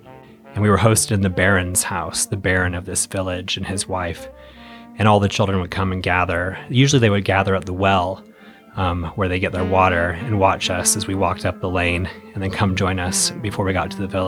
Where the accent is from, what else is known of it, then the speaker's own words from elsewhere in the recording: Roseburg, Oregon, United States; moved away; I'm originally from Roseburg, Oregon.